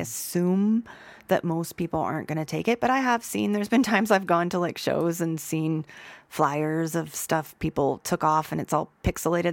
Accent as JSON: {"language": "English", "town": "Youngstown", "region": "Ohio", "country": "United States", "also_born_or_lived": "Kent, Ohio / New Orleans", "moved": "as an adult", "lives_now": "Boulder, United States", "said": "I'm from Youngstown, Ohio."}